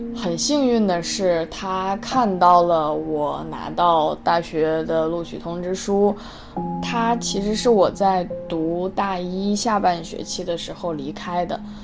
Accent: the Northwest, Northwest China, China; moved away as an adult; also born or lived in Hangzhou; 在我们西北那边不会有这种很有名的连，连锁的奶茶店

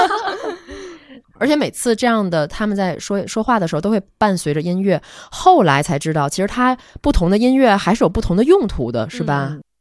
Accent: Tianjin, China; 咱们作为土生土长的天津孩子

